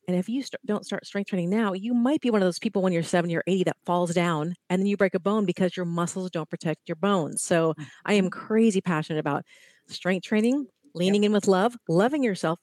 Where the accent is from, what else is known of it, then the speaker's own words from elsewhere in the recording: Ohio, United States; now in California, United States; I'm in California. I grew up in Ohio